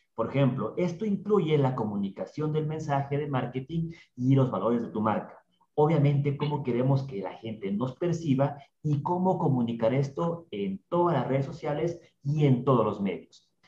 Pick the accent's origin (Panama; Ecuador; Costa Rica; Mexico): Ecuador; Ambato, Tungurahua; accent: ambateño; nuestro acento por ahí ambateño